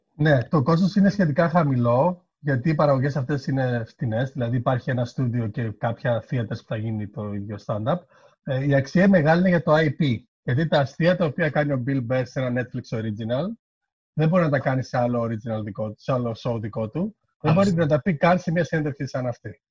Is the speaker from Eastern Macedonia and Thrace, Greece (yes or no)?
yes; Kavala, Eastern Macedonia and Thrace, Greece; moved away as an adult; also born or lived in Thasos / Thessaloniki / Edinburgh; μεγάλωσα στην Καβάλα